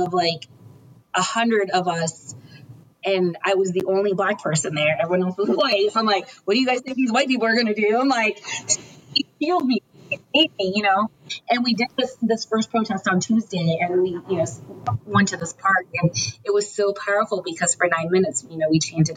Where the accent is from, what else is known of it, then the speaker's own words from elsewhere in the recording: United States; I'm American, you know, I was born in America